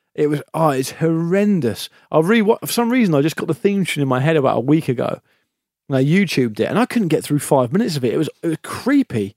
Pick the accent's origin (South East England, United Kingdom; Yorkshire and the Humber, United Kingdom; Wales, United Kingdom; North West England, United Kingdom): South East England, United Kingdom; Gosport; now in London, United Kingdom; Fairham, just next to Gosport where I'm from.